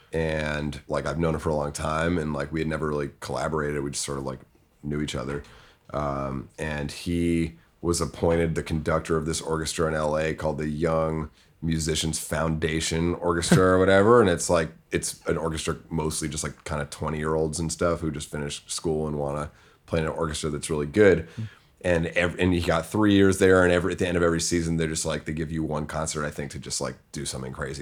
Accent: Winchester, Massachusetts, United States; I'm from, uh, Winchester, Massachusetts. It's a suburb of Boston

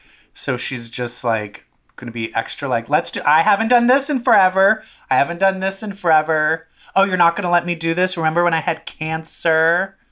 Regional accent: Baltimore, Maryland, United States; my hometown of Baltimore, Maryland.

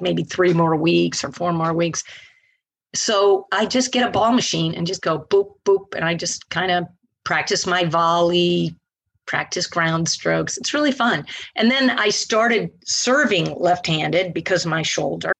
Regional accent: Naples, Florida, United States; also born or lived in Linville Ridge, North Carolina; I'm from Naples.

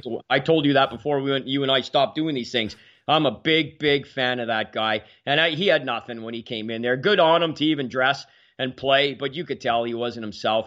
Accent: Ottawa, Ontario, Canada; also born or lived in Quebec City; We had just moved up here from Quebec City to where, where I grew up on the Cars Road south of Ottawa.

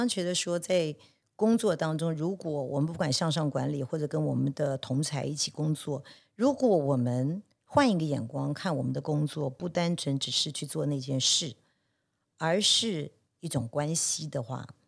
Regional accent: Taiwan; 我也是一个在台湾长大，虽然在国外念过书，但也毕竟还是以台湾长大的是

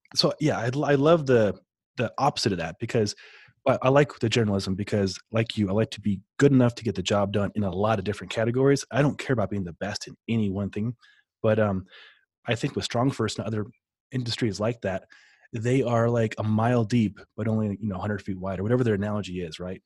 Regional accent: Omaha, Nebraska, United States; I grew up in Omaha

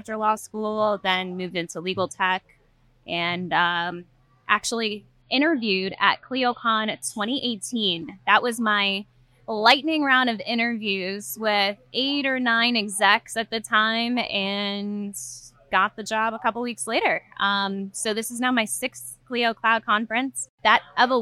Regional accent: Trinidad & Tobago; a former British colony, actually, Trinidad

